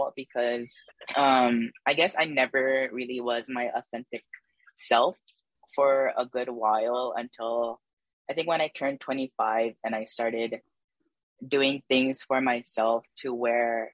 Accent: Waialua, Hawaii, United States; also born or lived in Waipahu; I was born and raised in the Wailua side

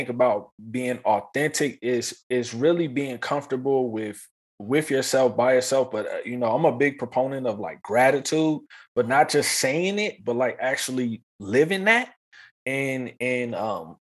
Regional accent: East Coast, United States; moved away as an adult; now in Los Angeles, United States; When I was younger, growing up on the East Coast

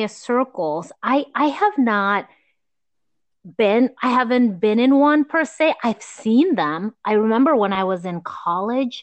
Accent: Gambia; moved away; growing up in Gambia

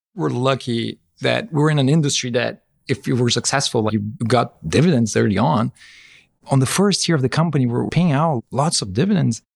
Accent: São Paulo, Brazil; moved away as an adult; now in Bay Area, United States; living in the Bay Area is a lot better than living in, in São Paulo, where I grew up.

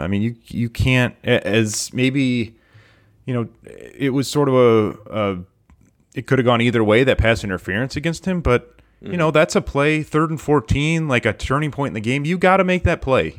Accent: Michigan, United States; I was born and raised in Michigan

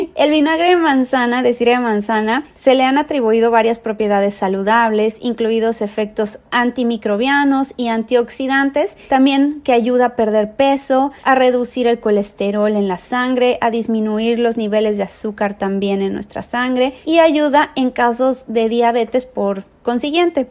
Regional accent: Mexico; now in San Diego, United States; soy mexicana, vivo en San Diego, California

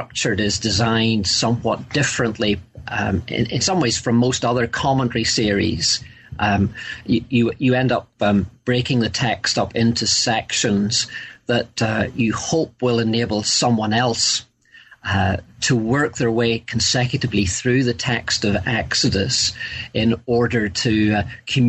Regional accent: Northern Ireland, United Kingdom; I grew up, and you'll probably gather from my accent, in the north of Ireland

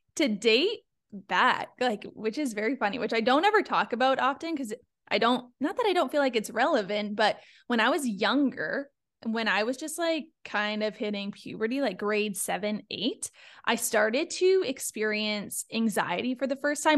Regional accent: Niagara Falls, Ontario, Canada; moved away as an adult; also born or lived in Toronto / Sweden; now in Florida, United States; I come from a small town. I'm from Niagara Falls

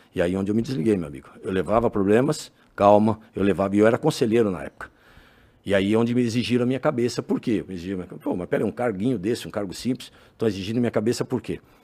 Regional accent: São Paulo, Brazil; also born or lived in Itambé, Paraná / Maringá, Paraná; dali, né, vim com cinco anos, fui criado ali

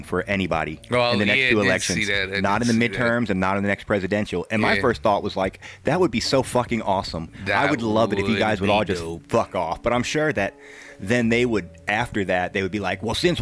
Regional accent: the South, United States; I am a Southerner

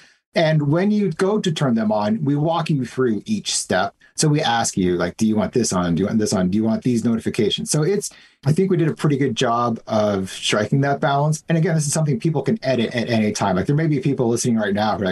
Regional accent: United States; moved away as an adult; now in Canada; I'm actually American. I moved here 5 years ago

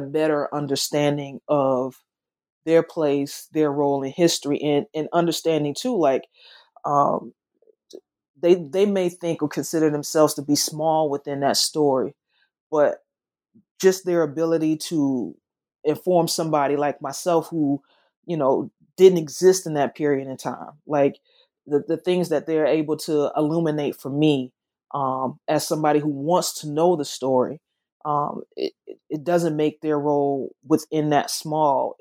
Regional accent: the South, United States; accent: Southern; my accent, though it's, it's Southern, it's not Memphis Southern.

